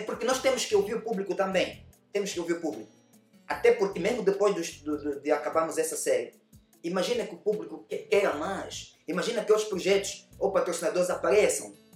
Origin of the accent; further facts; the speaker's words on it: Angola; moved away as an adult; also born or lived in Europe; eu saí da Angola